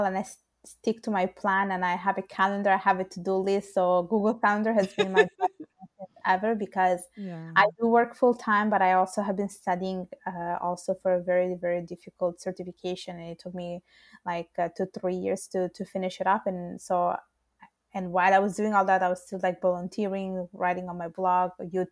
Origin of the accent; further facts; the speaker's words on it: Italy; English is a second language; moved away as an adult; now in Montreal, Canada; my parents are born in Bangladesh, and I was born and raised in Italy